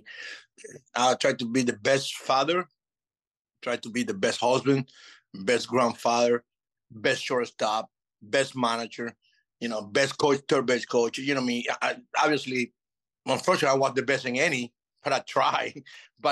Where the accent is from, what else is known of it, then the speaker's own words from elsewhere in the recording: Venezuela; English is a second language; moved away as an adult; also born or lived in Chicago / Florida / Nevada / Texas; I'm from Venezuela